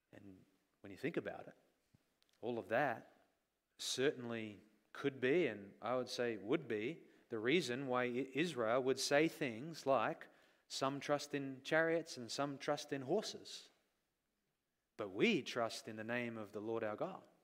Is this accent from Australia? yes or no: yes; Australia; moved away; we grew up in Australia